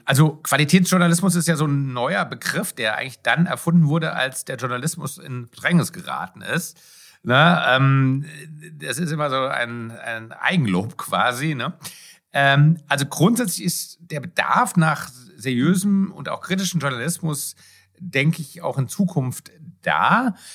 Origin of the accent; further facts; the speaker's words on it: Germany; bei uns in Deutschland